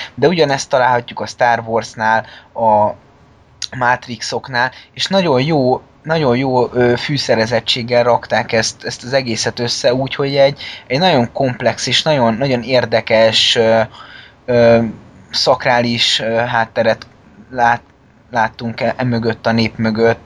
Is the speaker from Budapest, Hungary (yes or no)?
yes; Budapest, Hungary; mi, mint budapesti fiatalok